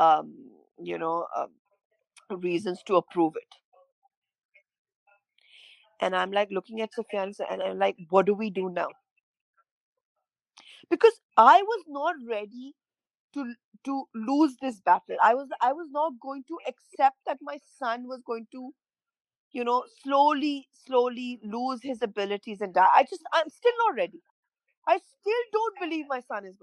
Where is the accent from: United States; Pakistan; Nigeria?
Pakistan; moved away as an adult; now in London, United Kingdom; We are Pakistani passport holders